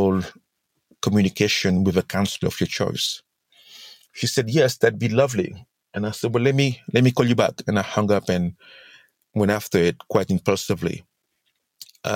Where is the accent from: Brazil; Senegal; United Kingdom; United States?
Senegal; I'm from Senegal, hence the accent